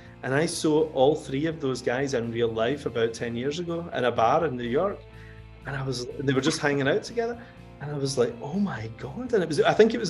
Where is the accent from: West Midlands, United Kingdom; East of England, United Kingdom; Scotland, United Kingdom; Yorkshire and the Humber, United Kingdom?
Scotland, United Kingdom; Coatbridge; moved away as an adult; now in England; I grew up in Cote Bridge, you know, in North Lanarkshire, and there was an area in Cote Bridge specifically called Townhead, where I grew up